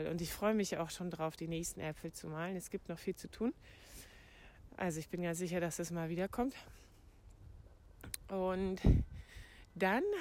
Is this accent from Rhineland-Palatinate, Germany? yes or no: no; Brandenburg, Germany; Ich bin in meiner alten Heimat im Havelland und kümmere mich hier um den Hund von meiner Mutter